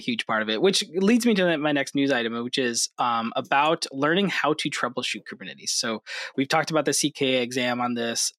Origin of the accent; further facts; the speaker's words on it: Hudson Valley, New York, United States; I grew up in the Hudson Valley, New York